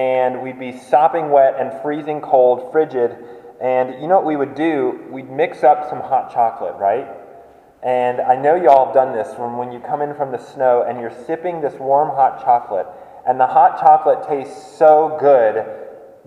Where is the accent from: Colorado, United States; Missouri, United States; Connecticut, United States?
Colorado, United States; I grew up in Colorado